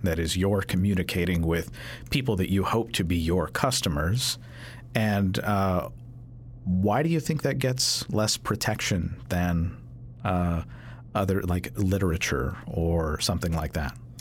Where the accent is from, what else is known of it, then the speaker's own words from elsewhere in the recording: Kentucky, United States; I'm from Kentucky